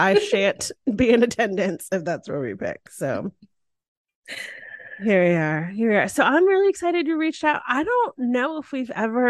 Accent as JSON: {"language": "English", "region": "Connecticut", "country": "United States", "tie": "born or raised there", "moved": "yes", "lives_now": "Austin, United States", "said": "I grew up in Connecticut, which people think no Black people live in Connecticut. We do. But I grew up in a very diverse place in a very big family."}